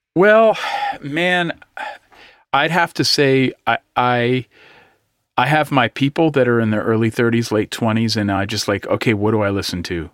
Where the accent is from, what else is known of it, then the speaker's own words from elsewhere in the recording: East Bay, California, United States; I'm from the East Bay